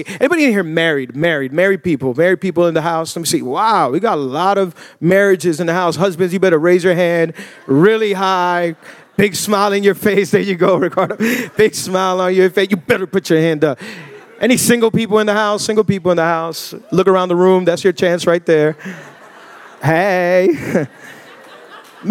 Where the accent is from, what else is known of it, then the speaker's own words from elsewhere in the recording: Miami, Florida, United States; born and raised in Miami, 305, the bottom of the crib